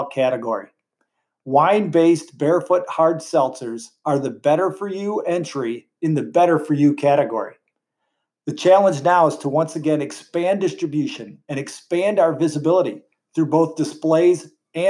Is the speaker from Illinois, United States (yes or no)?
yes; Joliet, Illinois, United States; moved away as an adult; now in Indiana, United States; my roots go back to Illinois. I was born in Joliet, went to NIU, and started my career carrying a bag in my first territory in Lincoln Park